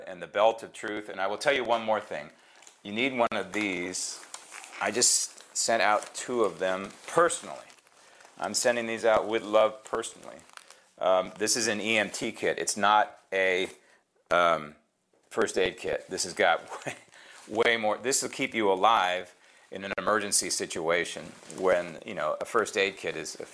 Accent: San Francisco, California, United States; that is my hometown

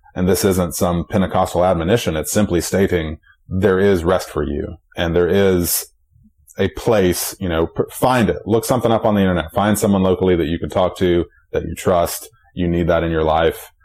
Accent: Charlotte, North Carolina, United States; I'm from Charlotte

